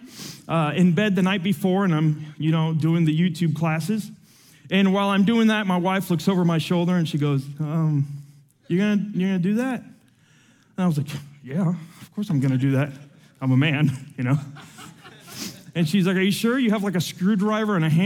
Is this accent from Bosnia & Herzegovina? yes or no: no; Atlanta, Georgia, United States; also born or lived in Havana, Cuba; I was born in Havana, Cuba, and I was raised here in Atlanta.